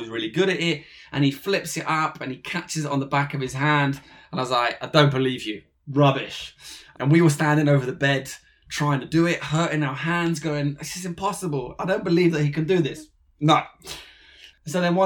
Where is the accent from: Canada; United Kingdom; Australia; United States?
United Kingdom; London; I'm from London, England. I was born in a suburb called Edgware, which is northwest of London.